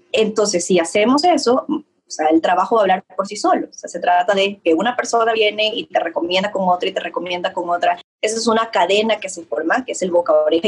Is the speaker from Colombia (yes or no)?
no; Ecuador; yo soy de Ecuador